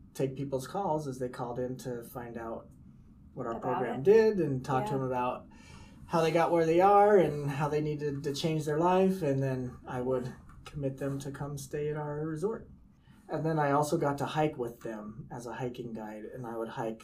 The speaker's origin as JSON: {"language": "English", "town": "Hurricane", "region": "Utah", "country": "United States", "tie": "born or raised there", "also_born_or_lived": "St. George, Utah", "said": "Yes, I grew up in Hurricane, Utah. Mm-hmm. And married a girl from Hurricane. We moved all the way 20 miles over to St. George."}